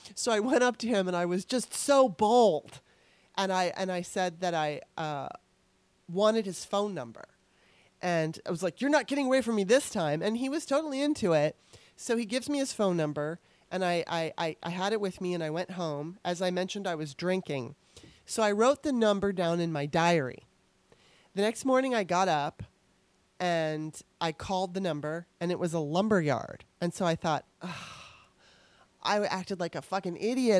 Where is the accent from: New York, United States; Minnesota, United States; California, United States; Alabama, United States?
California, United States; Torrance; moved away as an adult; also born or lived in Los Angeles, California; now in Washington, D.C., United States; when I was growing up in Torrance, California.